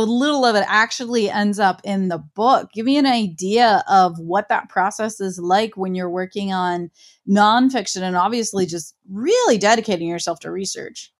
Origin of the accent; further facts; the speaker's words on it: Ohio, United States; I'm from Ohio